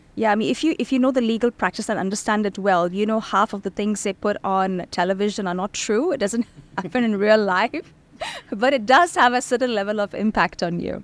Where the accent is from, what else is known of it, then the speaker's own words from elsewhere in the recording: Bahrain; moved away as an adult; also born or lived in India; now in Dubai, United Arab Emirates; I was born in India, then I was raised in Bahrain